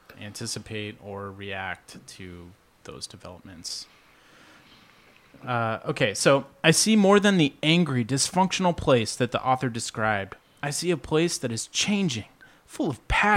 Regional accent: Midwest, United States; moved away as an adult; I came here in 2009 from the Midwest, taking a job at Boeing.

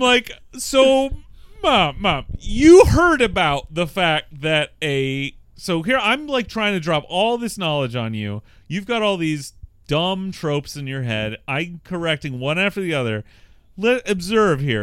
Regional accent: Bothell, Washington, United States; I am from Bothell

